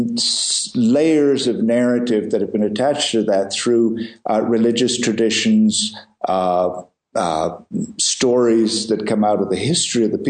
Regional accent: India; I was born in the Himalayas, and I grew up here and have spent most of my life in these mountains

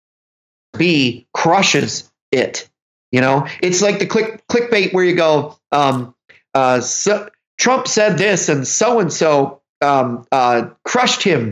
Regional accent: New York, United States; I'm a New Yorker

